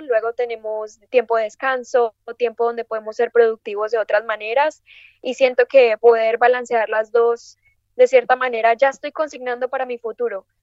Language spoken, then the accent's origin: Spanish; Medellín, Antioquia, Colombia; moved away as an adult; also born or lived in United States; nací en Medellín, Colombia